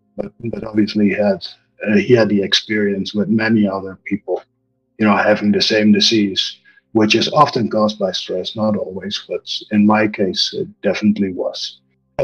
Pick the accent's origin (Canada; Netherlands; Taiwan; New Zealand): Netherlands; moved away as an adult; now in Mexico; I'm originally from the Netherlands and immigrated to Mexico when I was around 19 years old.